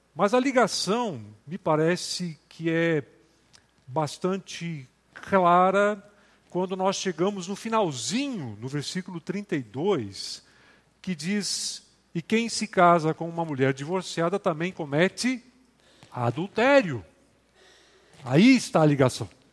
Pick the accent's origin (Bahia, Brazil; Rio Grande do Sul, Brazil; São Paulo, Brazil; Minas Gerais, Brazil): Rio Grande do Sul, Brazil; moved away; Eu sou do Rio Grande do Sul